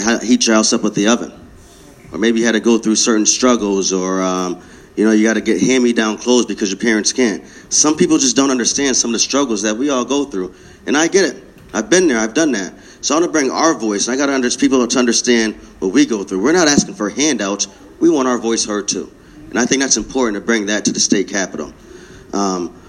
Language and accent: English; New Britain, Connecticut, United States; I was born and raised here. New Britain